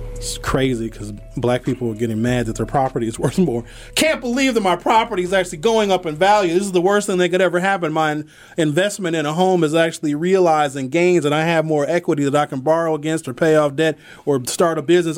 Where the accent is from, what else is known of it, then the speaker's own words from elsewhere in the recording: Milwaukee, Wisconsin, United States; I grew up in Northridge Mall